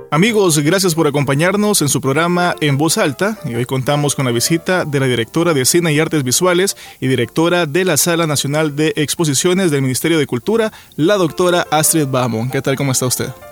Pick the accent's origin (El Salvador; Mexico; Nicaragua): El Salvador; a nosotros como salvadoreños